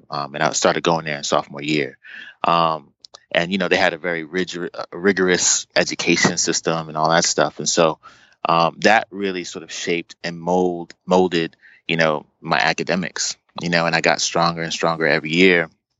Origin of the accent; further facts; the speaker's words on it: Brooklyn, New York, United States; also born or lived in East Orange, New Jersey / Boston, Massachusetts; I grew up, I was born in Brooklyn, New York, and my family bounced around and ended up in East Orange, New Jersey for a while